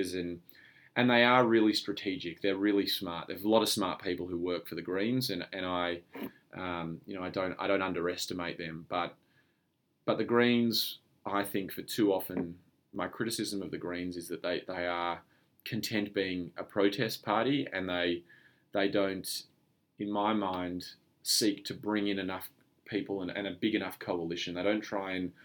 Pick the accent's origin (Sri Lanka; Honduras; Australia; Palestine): Australia; we're all Australian